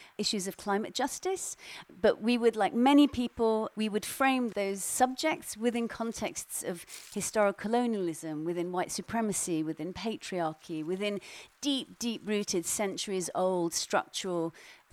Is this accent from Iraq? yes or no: yes; Iraq; moved away; I come from Iraq originally